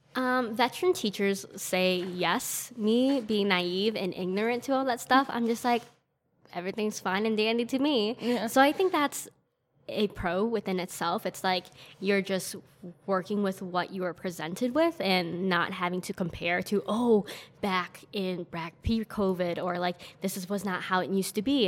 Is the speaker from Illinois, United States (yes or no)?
yes; Elgin, Illinois, United States; I'm from Elgin